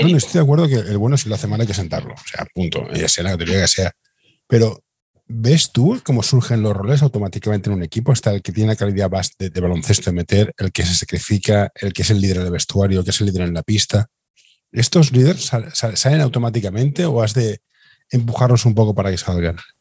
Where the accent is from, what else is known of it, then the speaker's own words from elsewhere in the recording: Barcelona, Catalonia, Spain; yo soy, de Horta